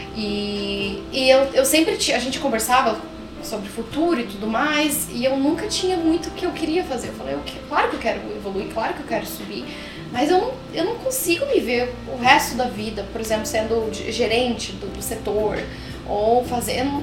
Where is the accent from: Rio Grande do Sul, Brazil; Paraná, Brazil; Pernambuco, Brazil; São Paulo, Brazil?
Paraná, Brazil; Curitiba; moved away as an adult; now in Toronto, Canada; Mesmo sendo curitibana